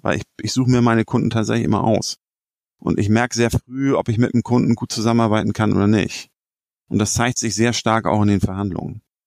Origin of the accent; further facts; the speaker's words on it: Hamburg, Germany; als Hamburger